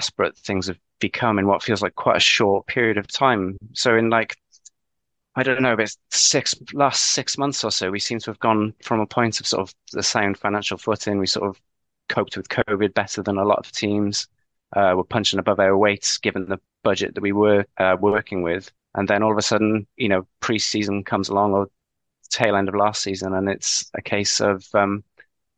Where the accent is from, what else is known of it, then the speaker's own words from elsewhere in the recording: Newport, Wales, United Kingdom; growing up in Newport in sort of early 90s